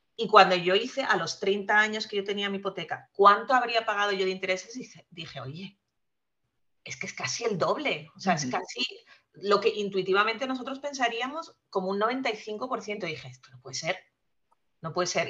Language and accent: Spanish; Spain; accent: Spanish; moved away as an adult; also born or lived in France; now in United States; yo soy nacida en España, que se nota por mi acento enseguida, y eh, estudié allá y me vine para Estados Unidos pasados ya mis 30